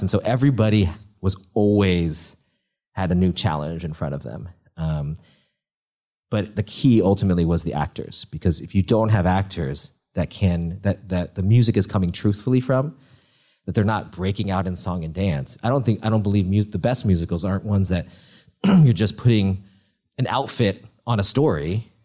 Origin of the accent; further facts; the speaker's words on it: Northern California, United States; I grew up in a Chinese restaurant in Northern California.